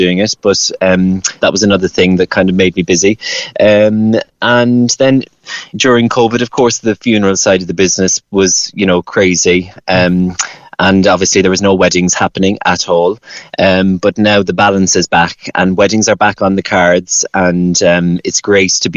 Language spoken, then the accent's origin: English; Cork, Munster, Ireland; moved away as an adult; now in United Kingdom; I'm from Toker, I'm a Cork boy, born and bred. And I'm living over here now in the UK